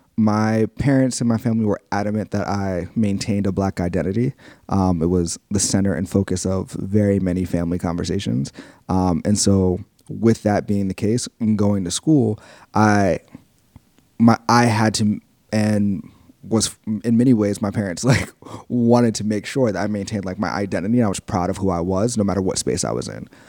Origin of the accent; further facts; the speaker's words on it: New York City, New York, United States; I grew up in South Jamaica, Queens, which is a neighborhood that I know and love